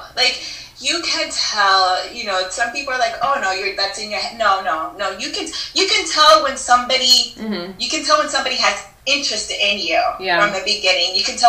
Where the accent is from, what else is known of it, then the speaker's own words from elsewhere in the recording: United States; first language Spanish; English is a second language; my parents are Dominican. Born and raised Dominicanos. I was born and raised here. So my parents are Dominicans. I'm American.